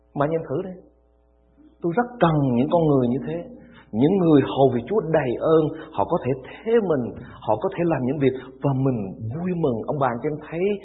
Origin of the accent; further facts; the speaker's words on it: Vietnam; Vô Campuchia chỉ có một mình mình người Việt Nam thôi